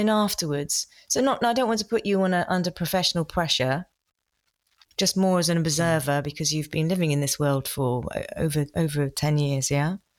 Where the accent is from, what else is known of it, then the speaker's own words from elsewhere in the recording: United Kingdom; being typically British